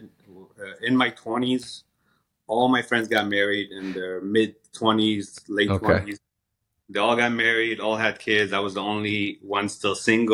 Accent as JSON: {"language": "English", "town": "Los Angeles", "region": "California", "country": "United States", "tie": "born or raised there", "said": "I'm from Los Angeles, California. I was pretty much raised out here. My family immigrated here back in 1990"}